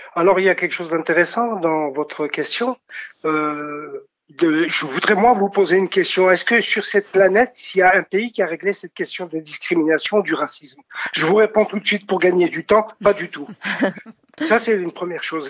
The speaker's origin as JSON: {"language": "French", "country": "France", "said": "notre pays, pour dire que nous sommes français"}